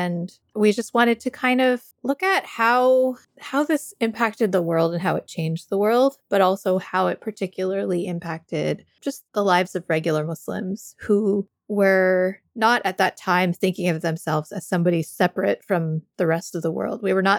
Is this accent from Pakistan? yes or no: no; Canada; also born or lived in United States; I am kind of like a nomad since birth. I've been traveling around. I grew up partially in Canada, partially in the US.